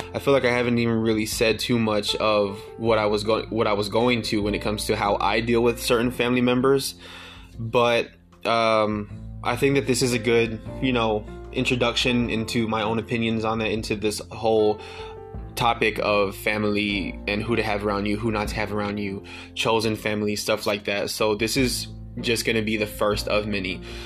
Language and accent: English; Pontiac, Michigan, United States; now in Austin, United States; moving all the way across the country from my hometown in Pontiac, Michigan, all the way to Austin